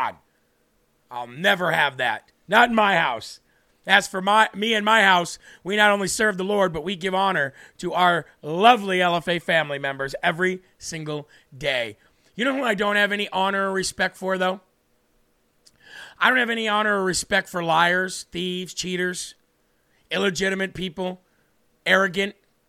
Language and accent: English; New Hampshire, United States; my home state right here in New Hampshire.